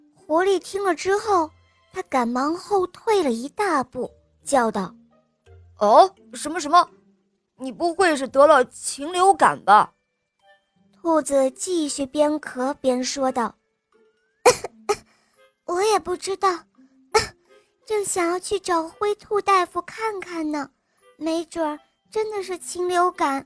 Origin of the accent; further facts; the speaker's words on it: Hohhot, Inner Mongolia, China; 我来自内蒙古呼和浩特市，我今年七岁了